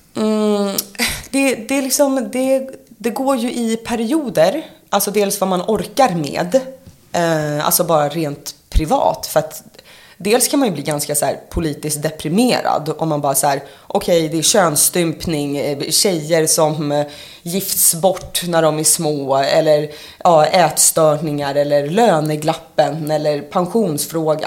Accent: Sorunda, Stockholm County, Sweden; moved away; also born or lived in Gothenburg; jag var ju uppvuxen utanför Nynäshamn i Sorunda

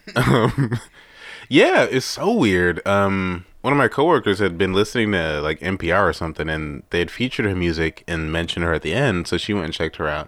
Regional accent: United States; being an American

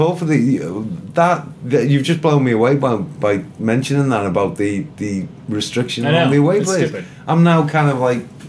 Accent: Liverpool, North West England, United Kingdom; now in Ohio, United States; I'm from Liverpool

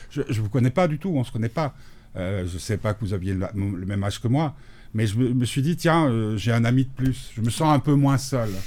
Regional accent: Belgium; je suis belge.

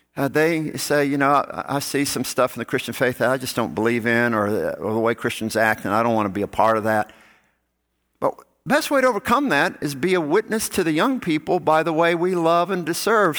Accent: Gulf Coast, United States; I grew up on the Gulf Coast.

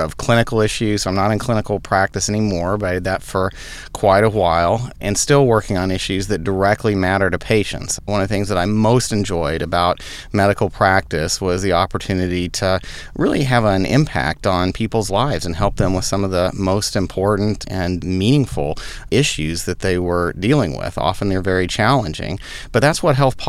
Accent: Austin, Texas, United States; moved away as an adult; also born or lived in Boston / Stanford; I came from Texas originally, so fourth generation Austinite

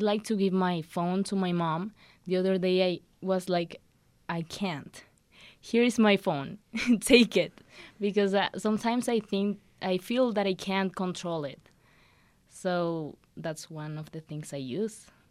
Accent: Venezuela; now in New Mexico, United States; I am from Venezuela

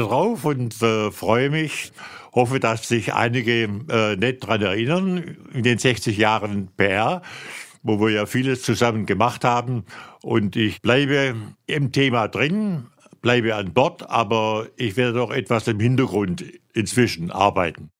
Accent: Swabia, Germany; moved away as an adult; now in Rhineland, Germany; ich bin ja als Schwabe 1964 ins Rheinland gekommen und habe mich hier sehr gut eingelebt.

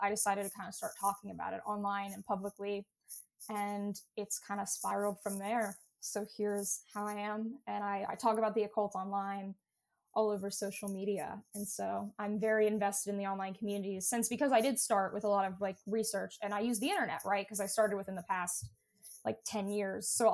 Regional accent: Appalachia, United States; I grew up in Appalachia

